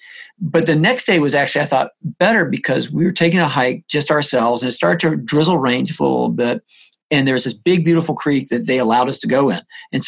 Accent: the South, United States; Yeah, it's funny, growing up in the South, you know, like you did with our dogs running around out in the woods

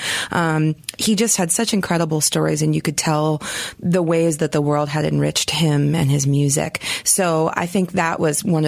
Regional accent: Valley Forge, Pennsylvania, United States; moved away as an adult; also born or lived in Swannanoa, North Carolina (Blue Ridge region); now in North Carolina, United States; I grew up actually outside of Philadelphia in a little town called Valley Forge.

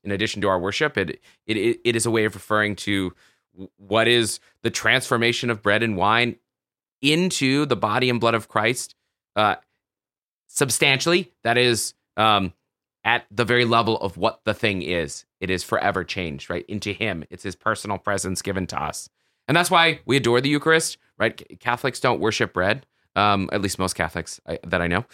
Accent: the South, United States; I grew up in the South

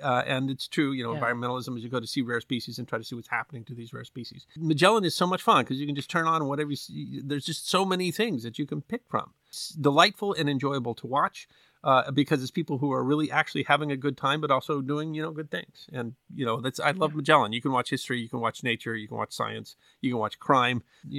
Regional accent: Midwest, United States; Now I've been close to tornadoes because I grew up in American Midwest enough to see the funnels and stuff like that in the distance.

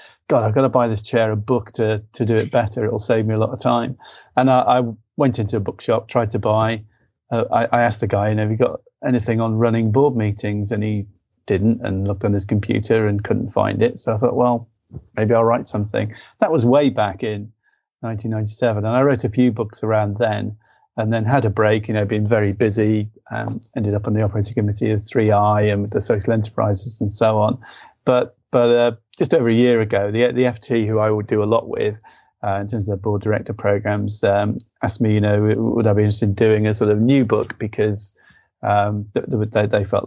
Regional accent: Liverpool, North West England, United Kingdom; I'm from Liverpool, mathematician

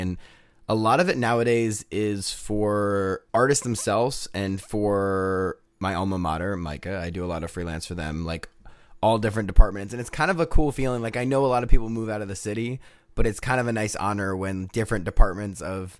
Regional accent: Newport News, Virginia, United States; Oh, I grew up in Newport News, Virginia. You might know it for literally nothing. It's between...

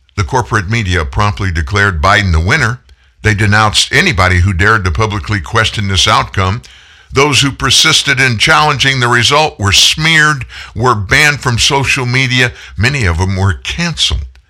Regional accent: United States; I'm an American

